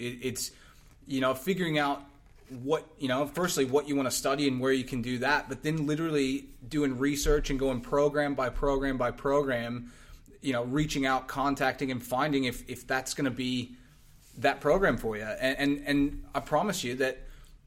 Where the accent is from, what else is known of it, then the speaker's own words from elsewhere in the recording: Texas, United States; I'm Texan.